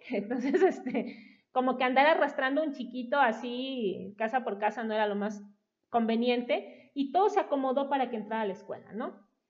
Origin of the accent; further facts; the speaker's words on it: Coatepec, Veracruz, Mexico; moved away as an adult; also born or lived in Mexico City; Regresamos a la tierra familiar, porque yo nací en Coatepec